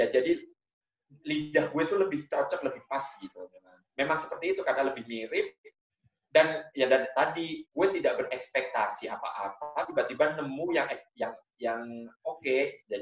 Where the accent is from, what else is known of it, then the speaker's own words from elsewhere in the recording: Indonesia; born there; karena gue lahir di Indonesia